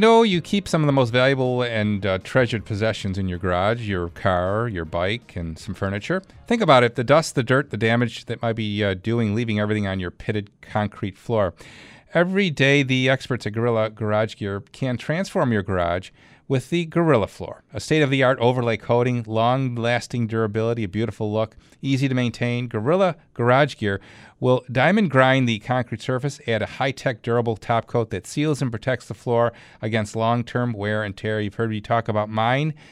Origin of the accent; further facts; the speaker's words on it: Clarence, New York, United States; my hometown, our hometown, Clarence, New York